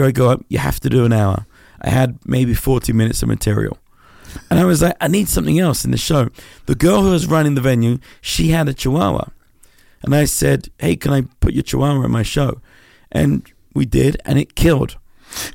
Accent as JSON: {"language": "English", "region": "London", "country": "United Kingdom", "tie": "born or raised there", "said": "I grew up in Southeast London."}